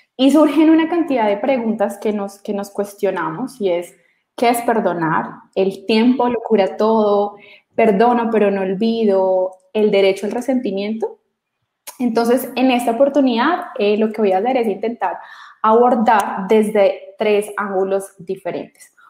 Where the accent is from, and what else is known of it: Colombia